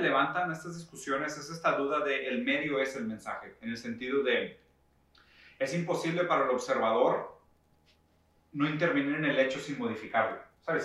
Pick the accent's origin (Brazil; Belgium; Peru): Brazil; now in San Pedro Garza García, Mexico; yo soy brasileño